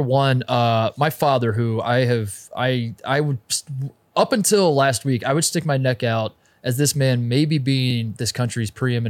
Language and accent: English; Cleveland, Ohio, United States; I think it might be my hometown Browns.